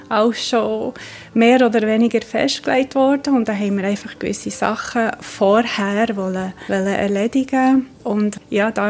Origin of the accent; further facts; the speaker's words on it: United States; now in Switzerland; ich bin Mutter von zwei Kindern und wohne seit 1993 in der Schweiz. Ich bin in den USA aufgewachsen